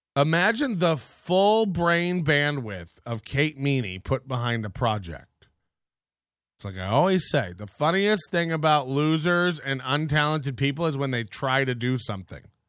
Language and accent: English; Florida, United States; I'm from Florida and I grew up poor